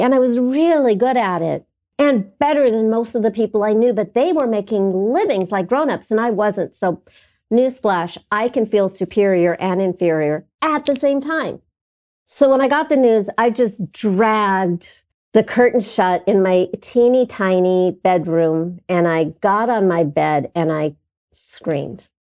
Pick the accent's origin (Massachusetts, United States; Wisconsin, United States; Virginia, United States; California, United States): California, United States; Los Angeles; I was living across the street from Gardner Street School, public elementary school that Michael Jackson went to.